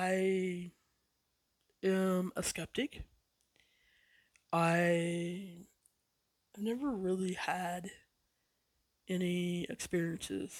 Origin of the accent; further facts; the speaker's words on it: West Virginia, United States; I grew up probably 30, 45 minutes away from Point Pleasant